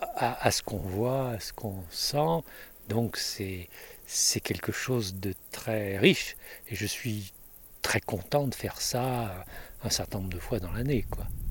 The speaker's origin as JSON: {"language": "French", "town": "Paris", "region": "Île-de-France", "country": "France", "also_born_or_lived": "Monestier-de-Clermont", "said": "Je suis parisien, mais je vis la moitié de mon l'année à Monestier"}